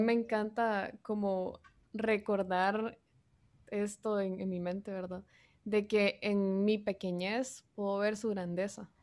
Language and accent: Spanish; San Pedro Sula, Cortés, Honduras; soy de San Pedro Sula, Honduras